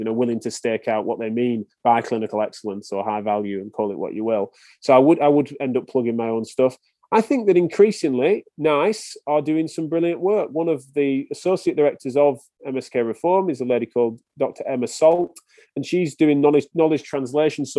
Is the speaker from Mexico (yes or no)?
no; England, United Kingdom; accent: English